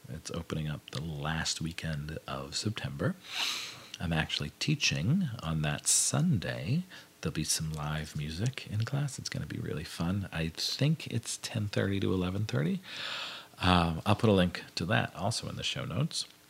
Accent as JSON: {"language": "English", "town": "Hazleton", "region": "Pennsylvania", "country": "United States", "tie": "born or raised there", "moved": "as an adult", "said": "I grew up in the Hazleton, Pennsylvania area"}